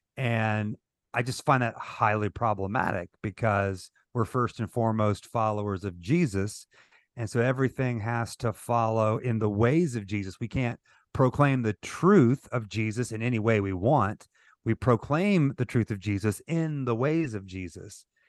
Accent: St. Joseph, Missouri, United States; moved away as an adult; also born or lived in South Georgia; I was baptized at a Southern Baptist church here in my hometown of Saint Joseph, Missouri

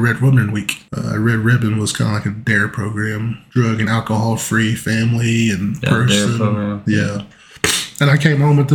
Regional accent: Geary, Oklahoma, United States; moved away as an adult; also born or lived in El Reno, Oklahoma; living in Gary, growing up in Gary

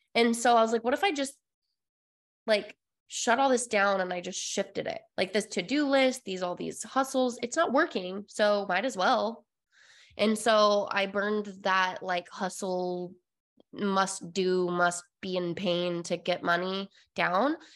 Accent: Utah, United States; moved away; I came from Utah, uh, born and raised all of my life

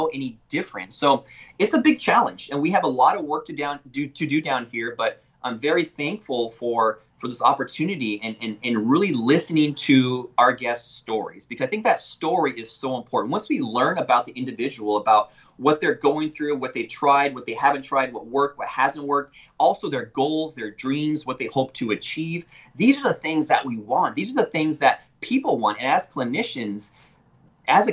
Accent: Yakima, Washington, United States; moved away as an adult; now in McAllen, United States; I'm originally from Yakima, Washington, and I went to school at the University of Washington School of Medicine.

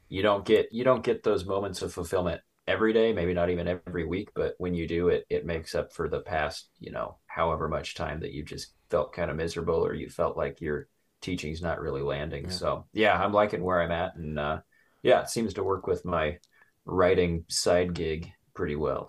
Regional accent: Torrington, Wyoming, United States; Southeast near the town of Torrington. You know where that's at? Like right up against the Nebraska border, about an hour and a half north of Cheyenne, the capital.

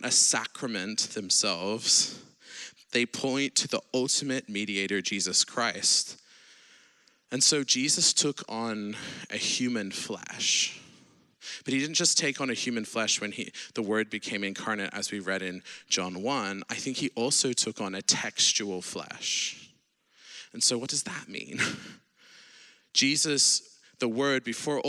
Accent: Sydney, New South Wales, Australia; now in Oxford, United Kingdom; I'm not American, I'm Australian originally from Sydney, but I live in the UK in Oxford.

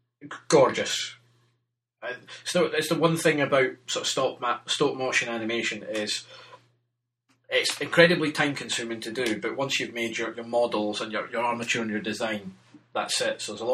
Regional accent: Germany; because I grew up in Germany for some of my formative years

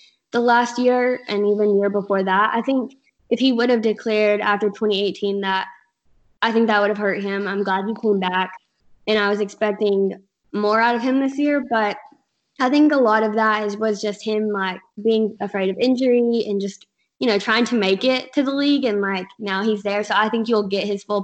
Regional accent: Kentucky, United States; now in Alabama, United States; I'm actually from Kentucky.

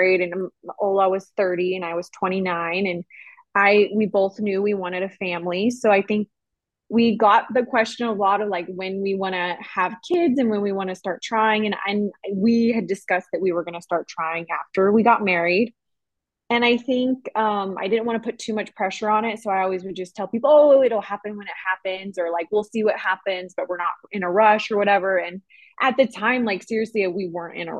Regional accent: United States; moved away as an adult; now in Finland; as an American

